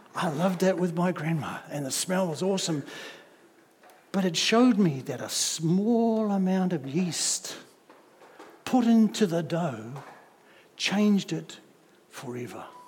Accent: Auckland, New Zealand; I come from South Auckland

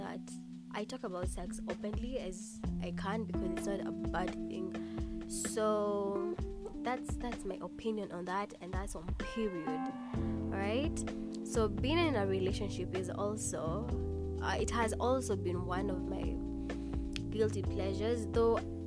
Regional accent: Kenya; if you've been born and raised in Kenya

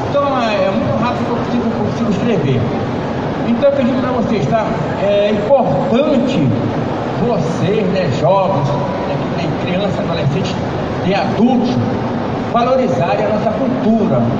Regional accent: Belém, Pará, Brazil; né, sou nativo, moro de Mosqueiro, nasci em Casa de Mosqueiro.

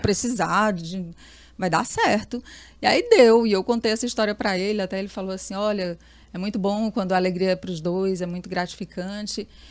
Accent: Teresina, Piauí, Brazil; Eu nasci na Pissarra

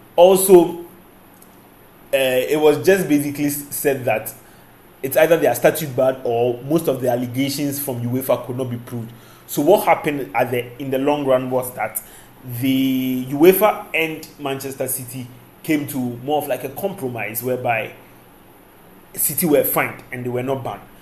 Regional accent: Ghana; as a Ghanaian

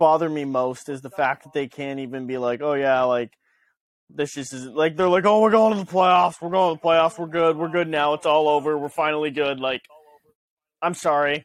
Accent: Pittsburgh, Pennsylvania, United States; I was born within earshot of the screams from Heinz Field

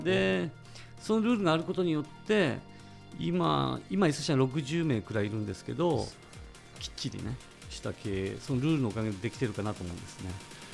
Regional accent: Ishikawa, Japan; 石川県出身でして

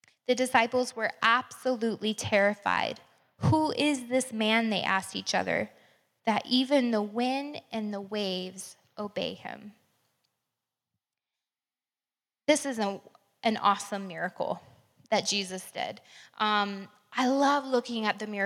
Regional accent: Crestview, Florida, United States; I grew up in Crestview a few hours away

